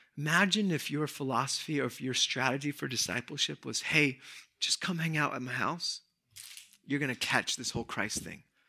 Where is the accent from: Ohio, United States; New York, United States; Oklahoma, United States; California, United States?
California, United States; Southern; I grew up in Southern California.